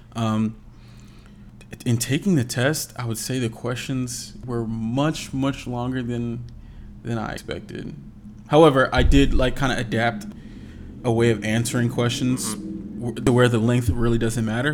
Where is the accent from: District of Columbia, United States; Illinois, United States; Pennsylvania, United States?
Pennsylvania, United States; Philadelphia; moved away as an adult; Philadelphia, my hometown